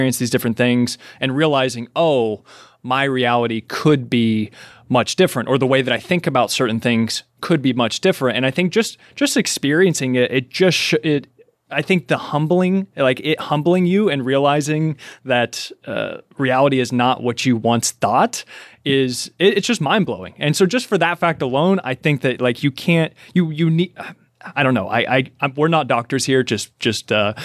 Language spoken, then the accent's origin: English; Kentucky, United States; I'm from Kentucky